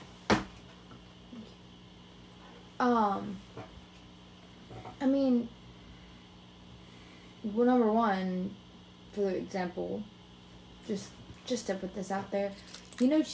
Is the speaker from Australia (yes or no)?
no; United States; As an American